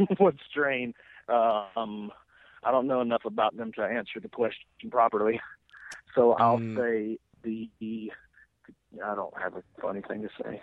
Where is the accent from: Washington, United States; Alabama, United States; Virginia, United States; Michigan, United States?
Alabama, United States; Lawrence County; I'm from Lawrence County, Alabama. Uh, I graduated public high school with 31 people in my class